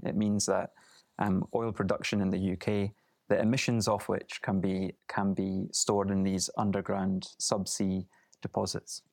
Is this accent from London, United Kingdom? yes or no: no; Aberdeenshire, Scotland, United Kingdom; I grew up in Aberdeenshire